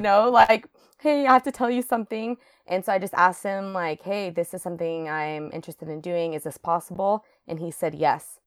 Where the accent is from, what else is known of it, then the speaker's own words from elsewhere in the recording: Reno, Nevada, United States; moved away as an adult; also born or lived in Hawaii; now in Seattle, United States; I grew up in Reno, Nevada, so right next to Lake Tahoe.